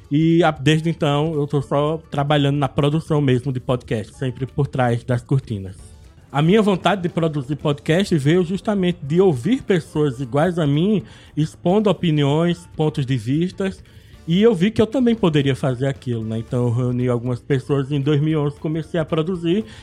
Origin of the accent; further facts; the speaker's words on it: Arcoverde, Pernambuco, Brazil; also born or lived in Olinda; now in Moreno, Brazil; Eu sou nascido em Olinda, mas eu cresci até os meus 16 anos em Arco Verde, uma cidade do interior do Pernambuco, quando em 2002 me mudei novamente para Olinda, onde eu vivi até dois anos atrás.